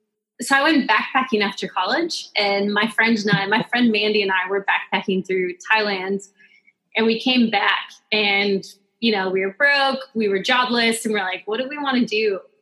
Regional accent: Pleasant Hill, Oregon, United States; moved away; Yeah, I'm actually from Oregon. A very, very small town in Oregon called Pleasant Hill.

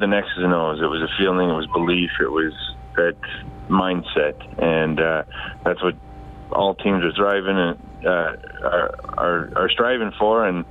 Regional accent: Wyoming, United States; I grew up in Wyoming

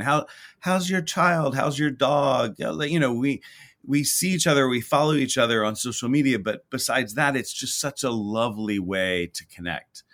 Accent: Houston, Texas, United States; moved away; I grew up in Houston, Texas

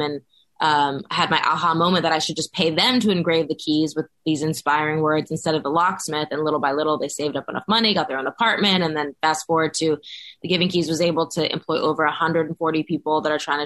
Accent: Los Angeles, California, United States; I grew up in Los Angeles, born and raised

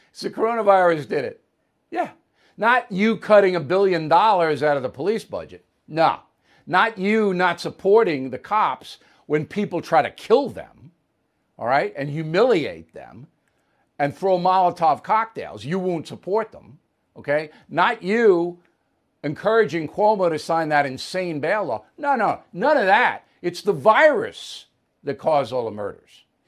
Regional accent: United States; I'm standing up for my country

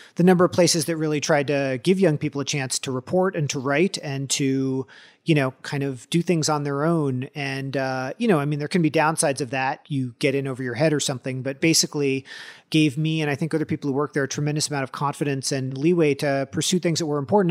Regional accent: California, United States; moved away as an adult; also born or lived in Washington; growing up in California

